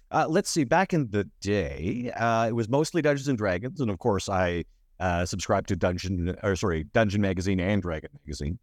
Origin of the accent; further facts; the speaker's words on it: Sedgwick, Alberta, Canada; now in Edmonton, Canada; a nerdy kid growing up in Sedgwick